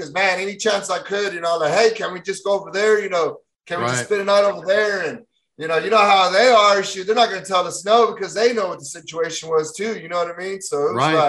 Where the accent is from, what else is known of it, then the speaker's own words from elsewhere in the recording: Fort Worth, Texas, United States; born and raised in Texas, from Stockyards, Fort Worth, where the Wild West started